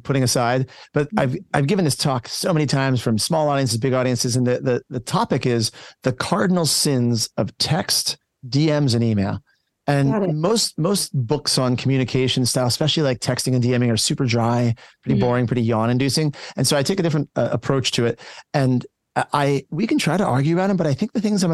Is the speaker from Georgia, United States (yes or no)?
no; San Diego, California, United States; I actually am from San Diego